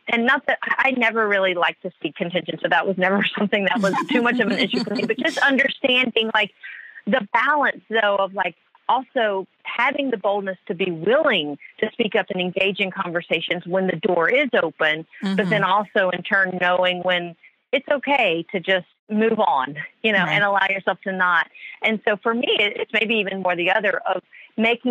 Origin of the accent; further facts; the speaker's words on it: the South, United States; moved away; when I grew up in the South